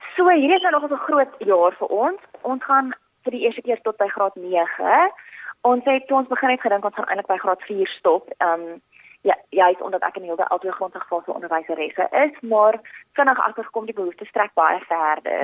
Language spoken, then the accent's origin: Afrikaans; Port Elizabeth, Eastern Cape, South Africa; moved away as an adult; also born or lived in Pretoria / Stellenbosch; ek het hierdie voorreg gehad om in Port Elizabeth groot te word